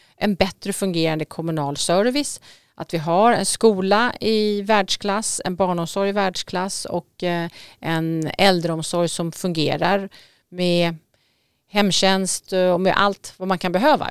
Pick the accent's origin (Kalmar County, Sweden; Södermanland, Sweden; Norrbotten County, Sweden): Södermanland, Sweden; moved away as an adult; now in Vaxholm, Sweden; Jag kommer faktiskt ifrån Sörmland